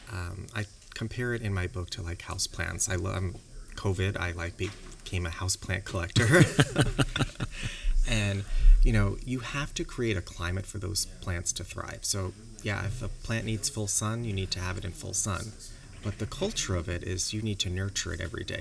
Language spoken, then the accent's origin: English; New York, United States; moved away as an adult; now in Sherman Oaks, United States; I'm from New York, so yeah. Uh, but I've been in California for almost a decade